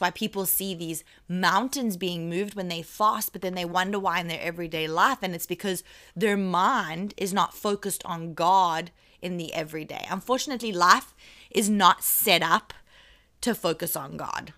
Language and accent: English; England, United Kingdom; accent: English English; I'm English English